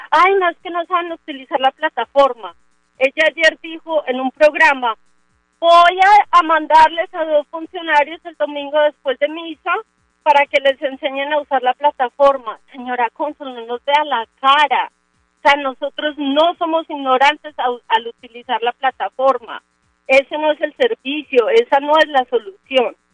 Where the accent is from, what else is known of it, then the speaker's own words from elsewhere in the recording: Colombia; Qué tristeza que nosotros como colombianos seamos como payasos de los funcionarios de Bogotá